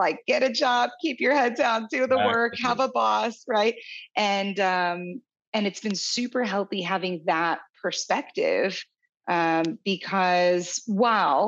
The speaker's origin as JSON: {"language": "English", "town": "Kansas City", "country": "United States", "tie": "born or raised there", "also_born_or_lived": "San Diego", "moved": "as an adult", "said": "My husband and I moved from San Diego to my hometown of Kansas City a year and a half ago"}